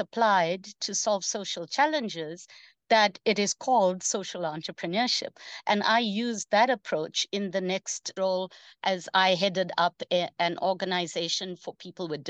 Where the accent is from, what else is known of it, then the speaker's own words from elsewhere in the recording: South Africa; also born or lived in India; having grown up in a township in South Africa